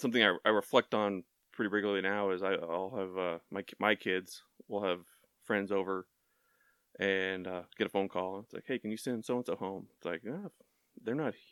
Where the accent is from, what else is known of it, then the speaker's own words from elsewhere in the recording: Tomball, Texas, United States; moved away; growing up in Tomball, you know, back 20 plus years, it was a more rural town